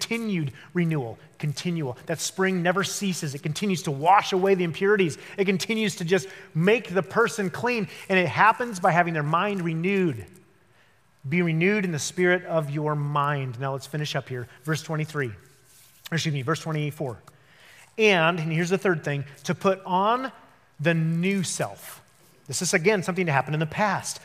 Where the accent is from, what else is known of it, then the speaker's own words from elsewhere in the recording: Denver, Colorado, United States; moved away; I was from Denver, Colorado. That's where I grew up